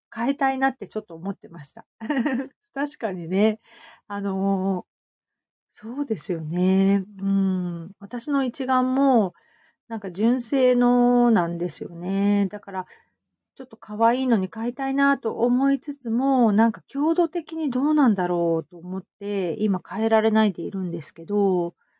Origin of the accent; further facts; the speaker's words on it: Hamamatsu, Shizuoka, Japan; 私、浜松で、うん、育ったので、意外と田舎者